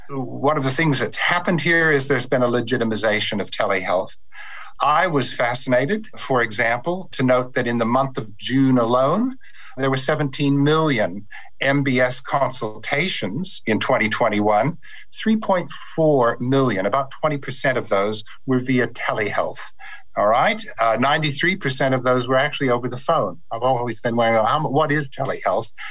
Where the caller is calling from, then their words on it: Perth, Western Australia, Australia; I'm speaking from Perth, um, where I'm on Whadjuk Noongar uh, country.